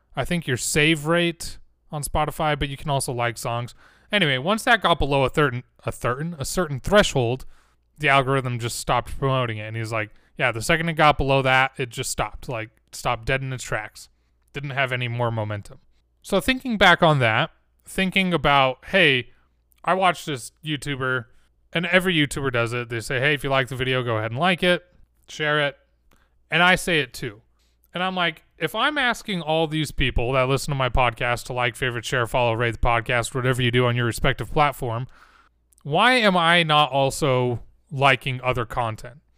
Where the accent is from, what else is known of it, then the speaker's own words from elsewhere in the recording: Utah, United States; I'm from Utah